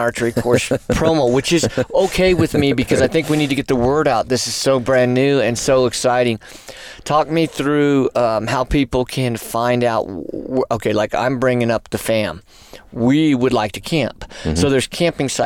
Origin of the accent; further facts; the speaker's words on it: New Mexico, United States; moved away; My home state